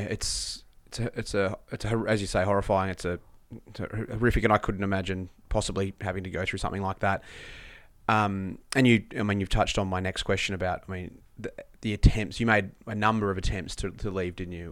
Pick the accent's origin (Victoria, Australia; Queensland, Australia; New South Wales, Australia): Victoria, Australia; Country; I grew up in Country Victoria